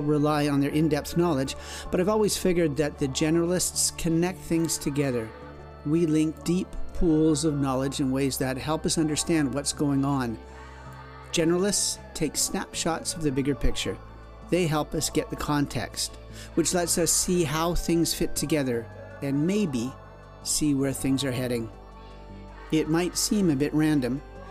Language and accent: English; Canada; I'm a Canadian journalist